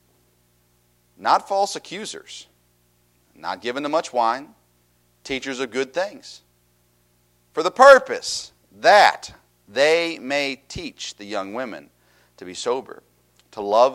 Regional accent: Tennessee, United States; I grew up in Tennessee

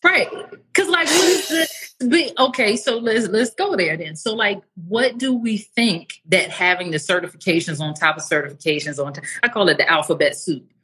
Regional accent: Washington, District of Columbia, United States; moved away as an adult; also born or lived in Atlanta, Georgia; now in Mexico; I'm from the United States was r- raised in the DC area, lived for the last 16 years in Atlanta before I moved to Mexico

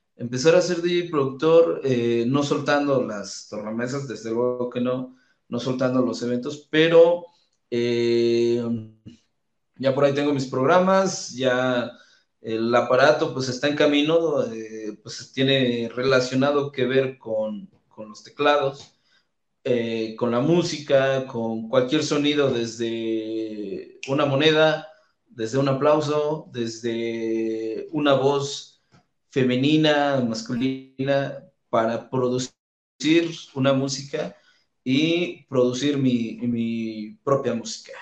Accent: Calpulalpan, Tlaxcala, Mexico; en Calpulalpan, donde es mi ciudad natal.

